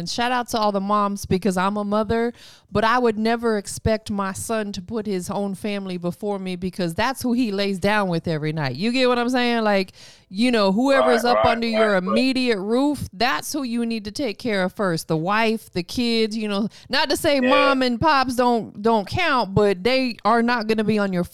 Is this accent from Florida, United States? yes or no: yes; Tampa, Florida, United States; moved away as an adult; now in Atlanta, United States; I was born and raised in Tampa. Was there my whole life until I moved to Atlanta about 10 years ago